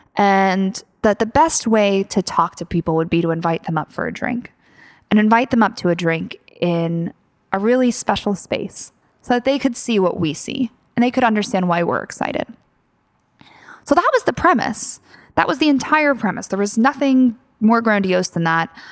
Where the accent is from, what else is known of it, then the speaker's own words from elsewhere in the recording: Philadelphia, Pennsylvania, United States; moved away; also born or lived in London; I'm obviously from Philadelphia, and so there was some there was definitely obviously strong personal ties here